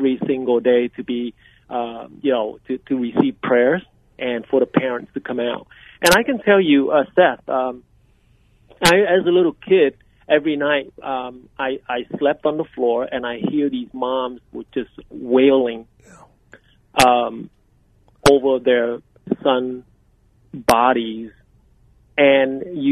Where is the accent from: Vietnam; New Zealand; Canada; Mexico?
Vietnam; moved away as an adult; also born or lived in Saigon; now in Arizona, United States; I was born in Vietnam in 1962, up in the highlands, about 200 miles north of Saigon, northeast of Saigon. And I was just a little kid there, moving around because my dad was in the service